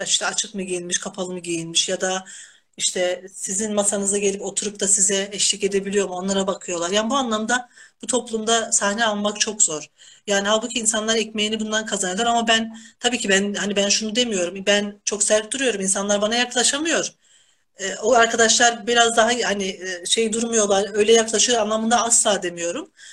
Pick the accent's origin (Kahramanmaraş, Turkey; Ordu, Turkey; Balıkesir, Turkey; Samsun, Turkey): Kahramanmaraş, Turkey; now in Denizli, Turkey; Tabii ki Denizli benim memleketim değil. Ben Kahramanmaraşlıyım.